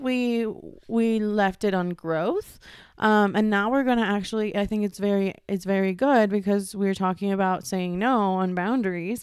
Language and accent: English; Ecuador; moved away; also born or lived in New York; I was born and raised in Ecuador